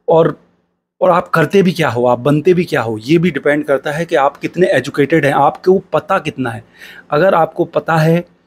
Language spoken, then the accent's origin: Hindi; India; मैं एक छोटे शहर से हूँ